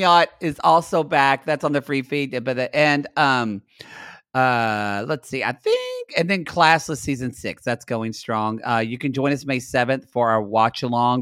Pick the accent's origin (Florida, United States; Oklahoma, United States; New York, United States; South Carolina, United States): Oklahoma, United States; Lone Grove; moved away; also born or lived in Ardmore, Oklahoma; I'm actually from Lone Grove, which is four thousand people.